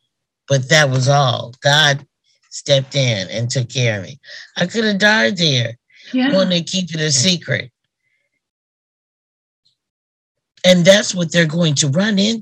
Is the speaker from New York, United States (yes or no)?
no; Oklahoma, United States; moved away; I'm from Oklahoma